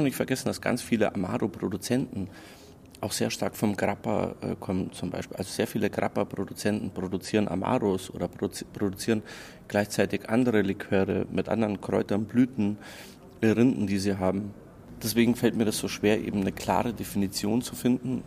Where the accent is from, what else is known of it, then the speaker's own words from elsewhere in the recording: Croatia; now in Munich, Germany; Ich komme aus Kroatien